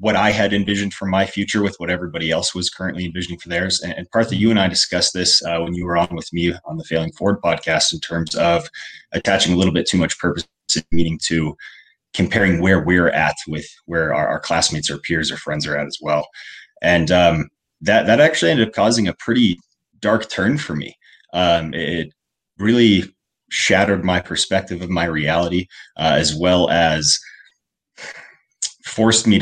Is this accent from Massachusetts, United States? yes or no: no; Colorado, United States; I grew up primarily in Colorado